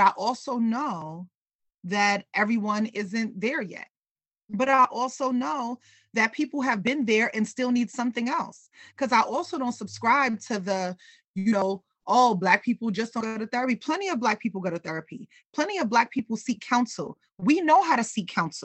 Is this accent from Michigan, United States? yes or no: no; New York City, New York, United States; I grew up in New York City